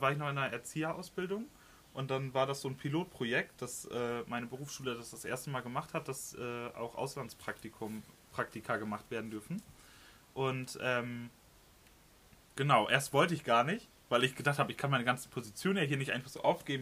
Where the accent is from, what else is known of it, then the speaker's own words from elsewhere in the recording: Lemwerder, Lower Saxony, Germany; ich bin 22 Jahre alt und komme aus Limberda